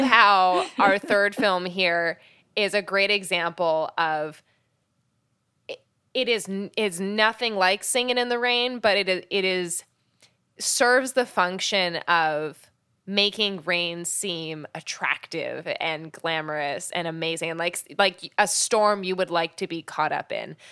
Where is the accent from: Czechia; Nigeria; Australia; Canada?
Canada; I grew up in Canada